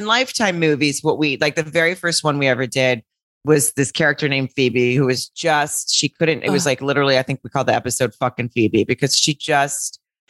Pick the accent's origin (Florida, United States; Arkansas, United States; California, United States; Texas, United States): Arkansas, United States; I think maybe just because I'm from Arkansas or something, but that's the way I say Mary.